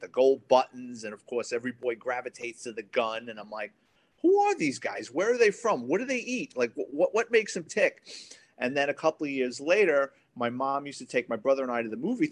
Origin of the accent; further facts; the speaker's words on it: New York City, New York, United States; I grew up in the Bronx kid, went to Catholic high school